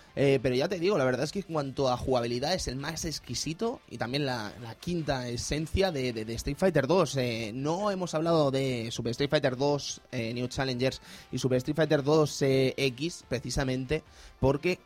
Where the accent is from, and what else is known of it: Spain